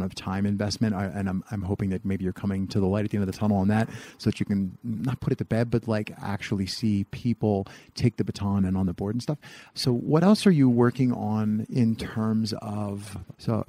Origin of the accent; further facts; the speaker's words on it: East Coast, United States; I'm from the East Coast